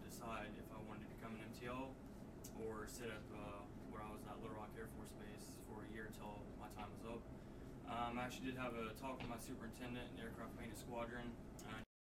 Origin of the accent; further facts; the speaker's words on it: Tavares, Florida, United States; now in Texas, United States; grew up in Tavares, Florida, living in Texas